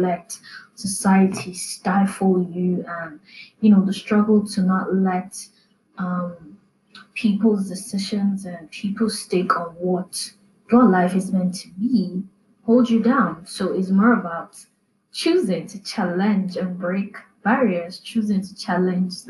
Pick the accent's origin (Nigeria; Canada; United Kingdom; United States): Nigeria; as a Nigerian